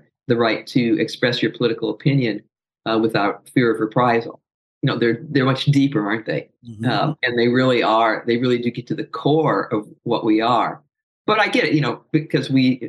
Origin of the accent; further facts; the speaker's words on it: South Bend, Indiana, United States; moved away; also born or lived in Louisville, Kentucky; I'm from South Bend, right next to Notre Dame